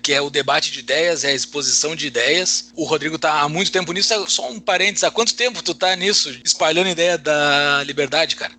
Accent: Brazil; nós que somos brasileiros

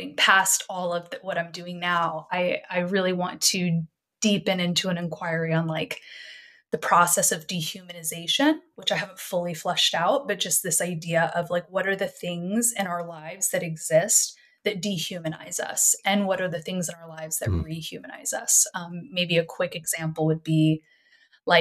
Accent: Texas, United States; moved away as an adult; also born or lived in Montreal, Canada; I grew up in Texas

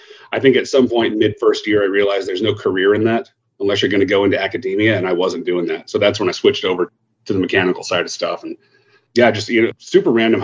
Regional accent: Dallas, Texas, United States; moved away as an adult; also born or lived in Lubbock, Texas; now in Houston, United States; I grew up in the, you know, Northern Dallas suburb area, high school and stuff there

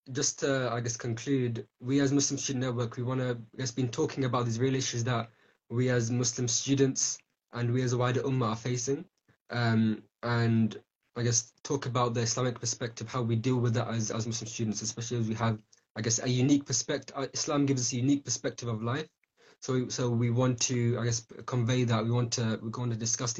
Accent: United Kingdom; we're from Britain, the UK

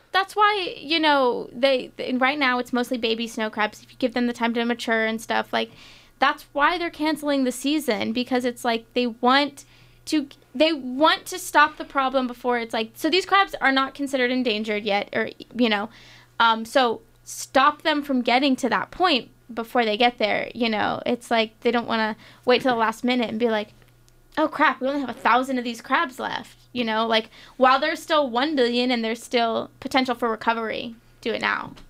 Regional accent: Florida, United States; growing up in Florida, my, my dad, my brother, my family is big fishing people

